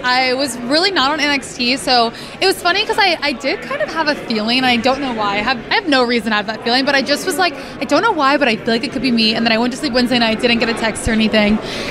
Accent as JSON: {"language": "English", "region": "California", "country": "United States", "said": "I'm from California"}